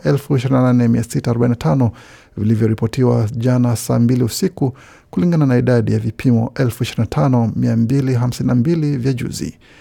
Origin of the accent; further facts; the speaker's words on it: South Kivu, DR Congo; now in Australia; Sisi ni Wakongomani, hatuko Wanyarwanda, tunasomea Kongo, tunatumika Kongo.